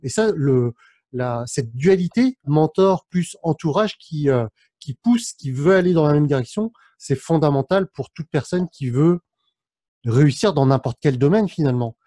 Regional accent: France; mes parents sont cambodgiens, je suis né en France, mais mes parents sont d'origine cambodgienne

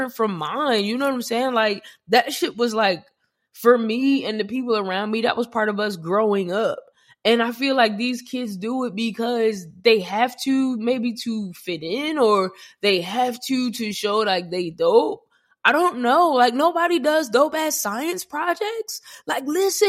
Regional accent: New Jersey, United States; I'm from Jersey

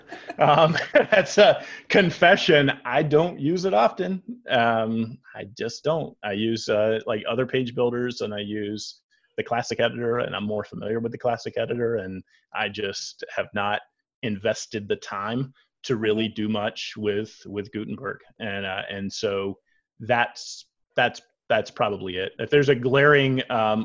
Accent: Georgia, United States; now in Atlanta, United States; I've lived in Atlanta for 5 years. So I was from Georgia, but moved here from another part.

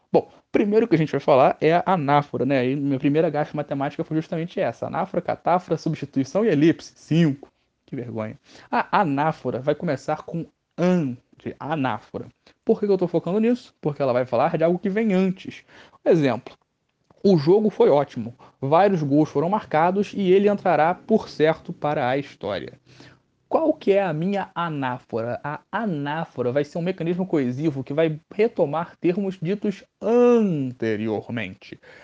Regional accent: Rio de Janeiro, Brazil; accent: Rio (carioca); Nosso sotaque aqui é bonito sim.

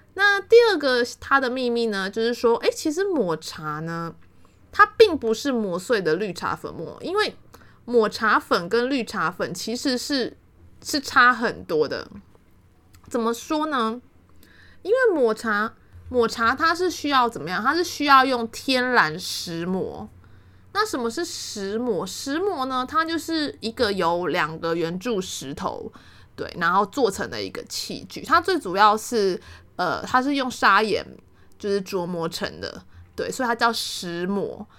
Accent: Taiwan; 我们都台湾人

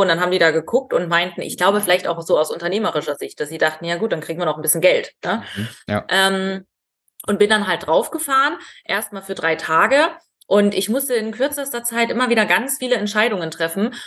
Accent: Ore Mountains, Saxony, Germany; moved away; ich komme aus dem Erzgebirge

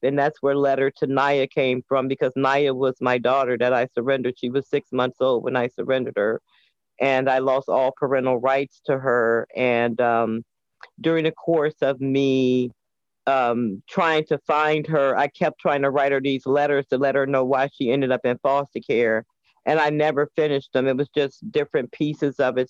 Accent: Chicago, Illinois, United States; also born or lived in Indianapolis, Indiana; now in Washington, D.C., United States; I was born and reared until I was nine years old in Indianapolis, Indiana grew up in Chicago and I've been in the district for 30 years

